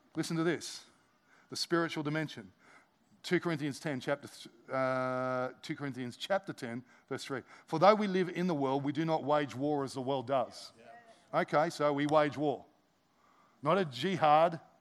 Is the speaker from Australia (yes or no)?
yes; Australia; as Aussie Christians